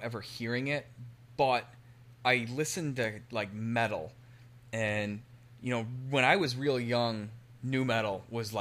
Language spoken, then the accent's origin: English; Marengo, Illinois, United States; I grew up in Marengo